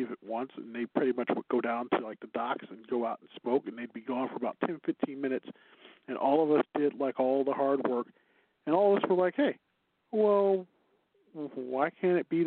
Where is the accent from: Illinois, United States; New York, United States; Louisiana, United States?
Illinois, United States; Chicago; accent: Chicago; My Chicago accent